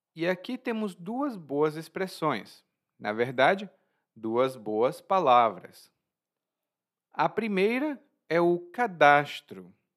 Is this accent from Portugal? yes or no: no; Brazil; como sou brasileiro